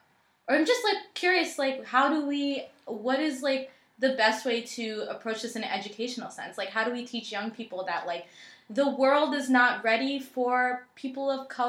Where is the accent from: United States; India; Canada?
India; I'm like, it doesn't matter. Like, I'm like, I'm Indian.